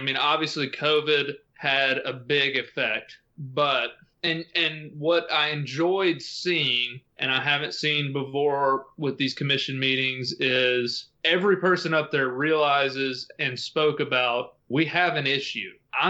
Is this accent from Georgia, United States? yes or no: no; Tennessee, United States; Tennessee, which is my home state.